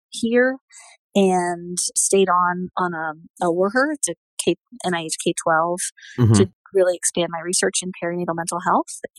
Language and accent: English; Southeast, United States; accent: Southern; So I grew up in the Southeast, but I've worked really hard to get rid of my Southern accent.